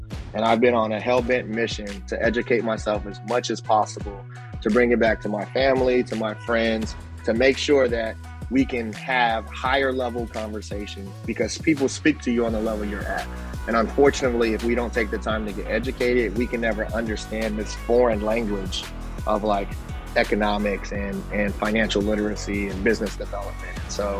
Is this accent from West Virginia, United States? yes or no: no; California, United States; also born or lived in Hawaii / Arizona; now in Hampton Roads, United States; West Coast kid, I was born on the West Coast, born in Hawaii, grew up in California and Arizona, made my way east via the Naval Academy.